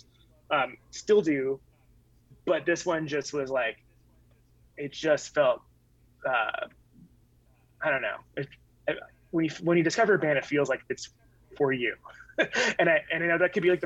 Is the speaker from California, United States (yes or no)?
yes; Yorba Linda, California, United States; I grew up in Yorba Linda, which is like, is adjacent to Anaheim, so my high school was in Anaheim